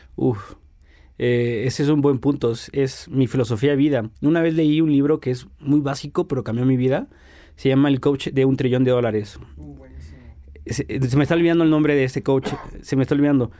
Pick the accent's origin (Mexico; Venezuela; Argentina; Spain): Mexico; como buen mexicano